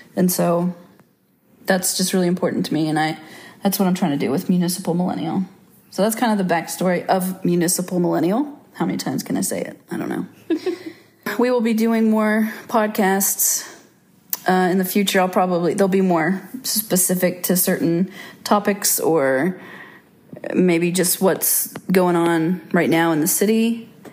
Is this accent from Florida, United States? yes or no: no; Little Rock, Russellville, Arkansas, United States; I was born in Little Rock, Arkansas in 1985